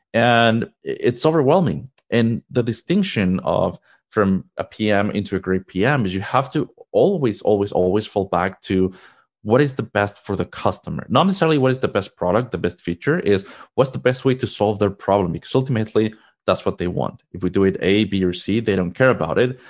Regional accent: Mexico; moved away as an adult; now in United States; Originally, I am from Mexico. That's where I was born and raised

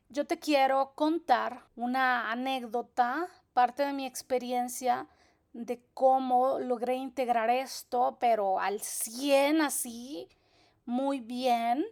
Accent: El Salvador; soy salvadoreña, de profesión soy chef, nutricionista y terapeuta holística

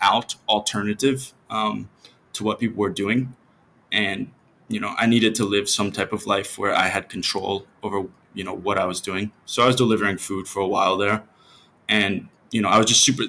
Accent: Cincinnati, Ohio, United States; moved away as an adult; now in Mazatlan, Mexico; I'm from Ohio, from Cincinnati, and in Ohio, it's a very repetitive place in the States

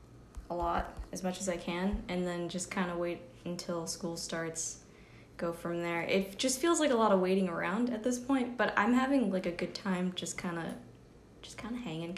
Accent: Newport, Rhode Island, United States; I'm from Newport, Rhode Island.

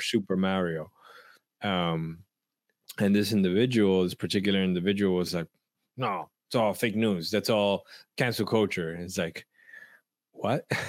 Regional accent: New York City, New York, United States; I grew up in Washington Heights

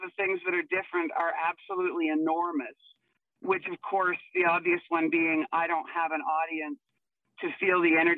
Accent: Vancouver, British Columbia, Canada; moved away as an adult; now in Alberta, Canada; I was born and raised in Vancouver, so I am not I am not a true Albertan

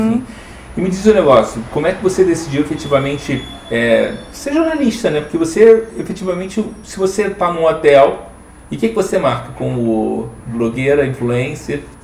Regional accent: Rio de Janeiro, Brazil; now in Curitiba, Brazil; eu, eu sou carioca

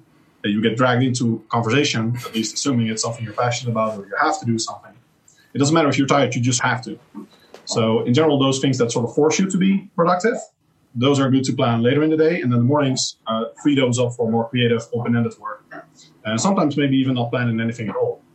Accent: Netherlands; moved away; I literally cannot go to my home country

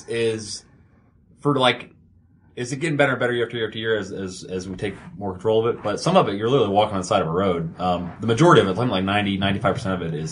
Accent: Georgia, United States; I'm from Georgia.

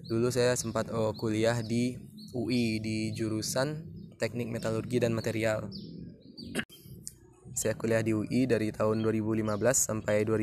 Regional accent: Lubuk Basung, West Sumatra, Indonesia; also born or lived in Padang Panjang; Jadi saya lahir di daerah di Sumatera Barat yang namanya daerah Lubuk Basung di Kabupaten Agam. Jadi dari kecil sampai SMP di Lubuk Basung

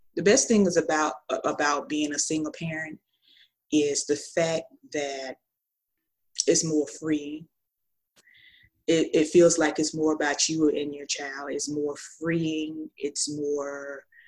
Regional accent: Tallahassee, Florida, United States; I'm from Tallahassee, Florida

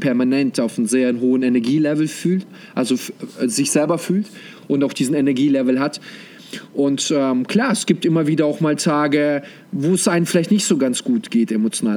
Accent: Germany; also born or lived in Kazakhstan; ich bin gebürtig sogar aus Kasachstan. Und äh, wie wir damals gelebt haben, also bis zum sechsten Lebensjahr waren wir dort, dann sind wir nach Deutschland äh, umgezogen.

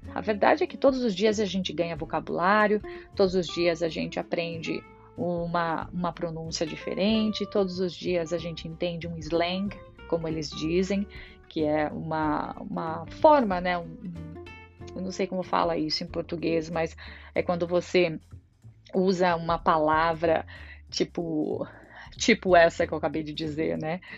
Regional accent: Brazil; moved away as an adult; now in Ireland; Eu saí do Brasil em 2012

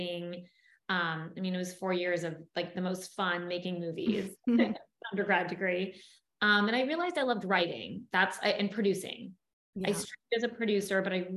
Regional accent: Toronto, Ontario, Canada; moved away as an adult; now in Los Angeles, United States; I grew up in Toronto, Canada

